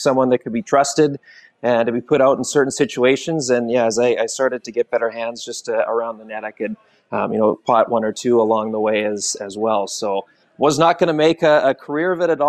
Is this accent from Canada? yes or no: yes; Campbell River, British Columbia, Canada; part of the tradition for hockey season growing up in my hometown was going to watch the Storm